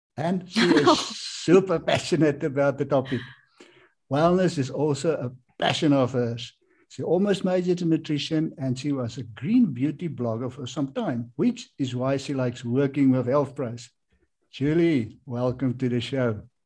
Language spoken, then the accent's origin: English; South Africa; I'm from South Africa